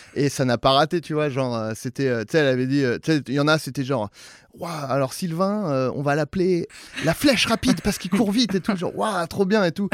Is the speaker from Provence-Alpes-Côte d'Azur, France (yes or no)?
no; Saint-Germain-en-Laye, Île-de-France, France; c'est Saint-Germain-en-Laye, c'est très bourgeois